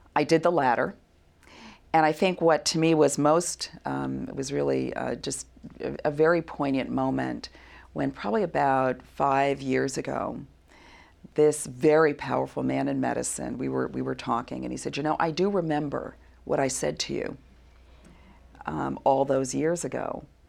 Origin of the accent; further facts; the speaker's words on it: New York City, New York, United States; I'm from Brooklyn, New York